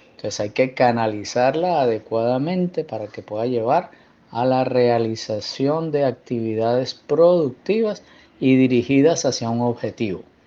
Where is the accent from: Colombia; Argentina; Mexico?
Colombia; Barranquilla, Atlántico; moved away as an adult; yo soy barranquillero